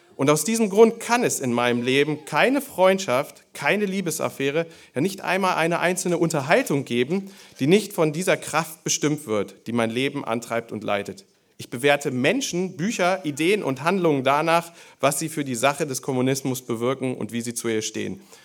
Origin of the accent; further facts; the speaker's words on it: Germany; Bei uns in Deutschland